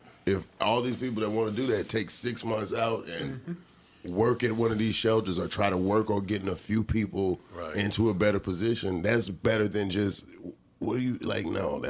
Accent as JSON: {"language": "English", "town": "Atlanta", "region": "Georgia", "country": "United States", "also_born_or_lived": "Los Angeles", "moved": "yes", "said": "I come from Atlanta"}